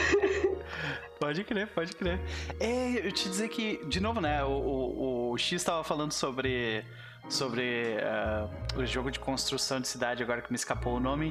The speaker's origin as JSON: {"language": "Portuguese", "country": "Brazil", "said": "brasileiros que somos"}